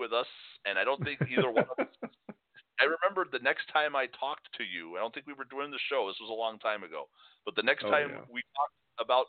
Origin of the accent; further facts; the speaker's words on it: Chicago, Illinois, United States; being both born and raised in Chicago